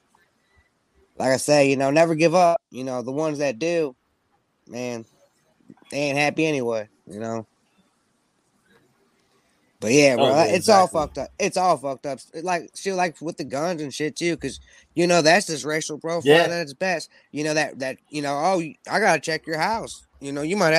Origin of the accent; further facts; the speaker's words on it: St. Louis, Missouri, United States; I'm from St. Louis, you know, but I'm from the outskirts